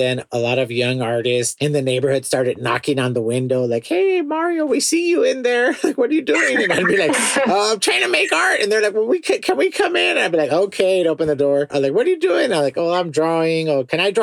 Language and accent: English; Los Angeles, California, United States; I grew up in the Port area of Los Angeles in a neighborhood called Wilmington